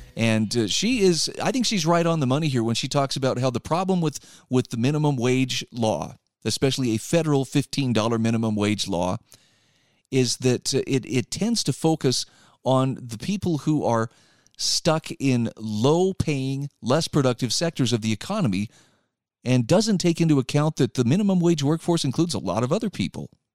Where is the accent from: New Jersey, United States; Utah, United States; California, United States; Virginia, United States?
Utah, United States; My home state of Utah